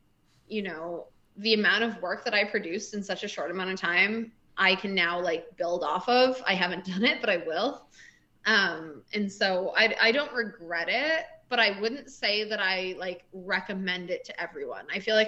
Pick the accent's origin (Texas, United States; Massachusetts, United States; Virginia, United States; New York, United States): Massachusetts, United States; Boston; Yeah, I'm from Boston.